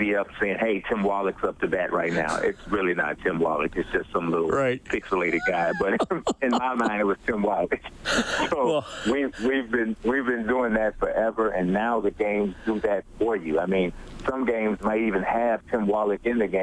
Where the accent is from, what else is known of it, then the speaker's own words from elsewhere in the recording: Chicago, Illinois, United States; I am born and raised in Chicago